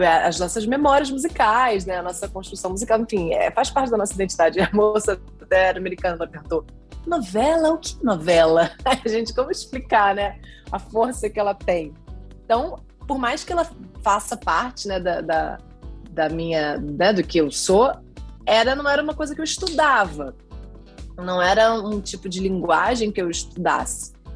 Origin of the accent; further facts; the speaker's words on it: Brazil; como brasileiro